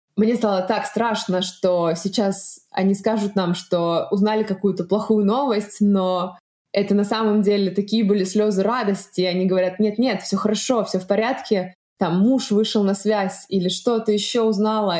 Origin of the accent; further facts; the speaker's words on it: Russia; now in Berlin, Germany; я из России